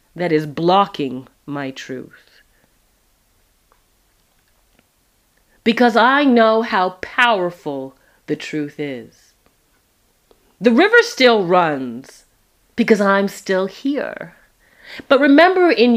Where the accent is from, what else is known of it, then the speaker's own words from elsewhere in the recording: Toronto, Ontario, Canada; do I remember Sundays at Epworth in Toronto, Canada, and Scarborough